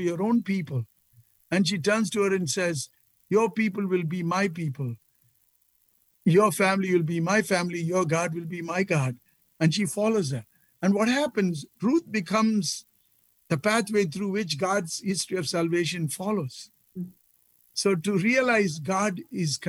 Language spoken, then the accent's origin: English; India; moved away; as a boy growing up in India